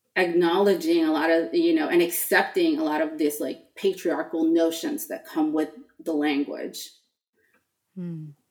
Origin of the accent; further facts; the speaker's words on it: Los Angeles, California, United States; moved away as an adult; growing up in California